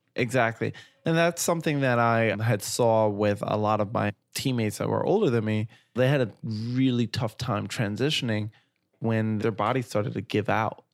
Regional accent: New York City, New York, United States; growing up in Flatbush, Brooklyn

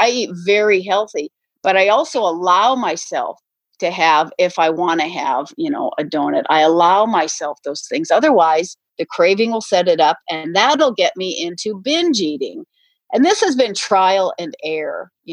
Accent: North Dakota, United States; I grew up in North Dakota

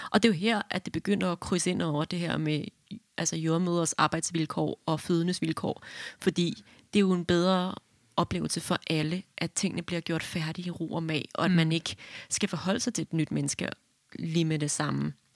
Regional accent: Hillerød, Capital Region of Denmark, Denmark; jeg er fra Hillerød

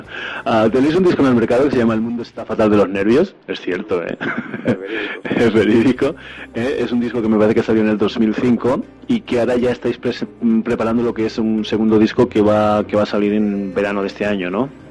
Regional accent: Badajoz, Extremadura, Spain; yo, soy de Badajoz

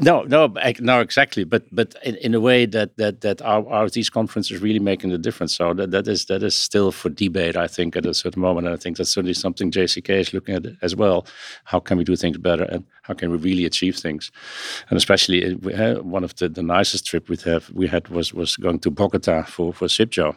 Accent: Netherlands; accent: Dutch; now in New York, United States; my accent has this Dutch roots

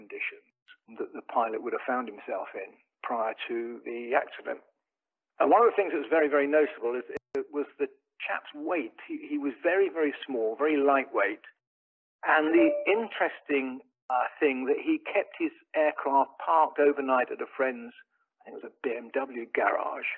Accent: England, United Kingdom; moved away; I'm from England originally

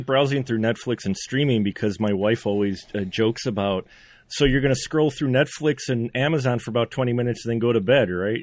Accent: Central Wisconsin, United States; you know Wisconsin, I'm from Wisconsin, Central Wisconsin.

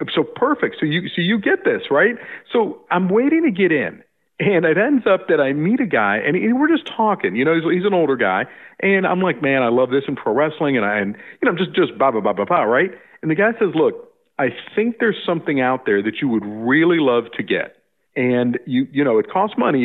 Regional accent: South Florida, United States; growing up in South Florida

